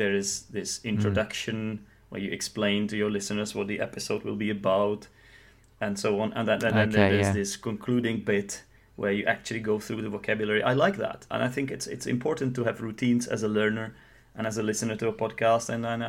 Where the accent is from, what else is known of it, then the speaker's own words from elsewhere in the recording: Czechia; English is a second language; and I am from the Czech Republic